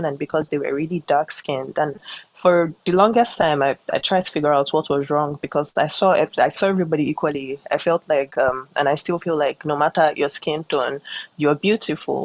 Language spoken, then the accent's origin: English; Lagos, Nigeria; I'm an artist from Lagos, Nigeria